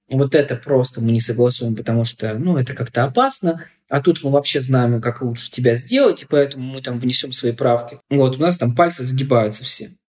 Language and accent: Russian; Chelyabinsk, Chelyabinsk Oblast, Russia; я не хочу по-снобски относиться к регионам, я сам из Челябинска.